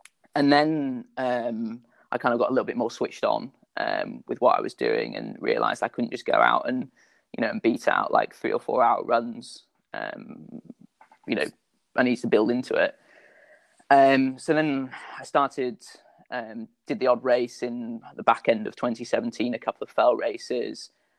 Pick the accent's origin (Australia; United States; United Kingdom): United Kingdom; I'm British international sky mountain and trail runner, represented Great Britain in both the mountain running and trail running teams.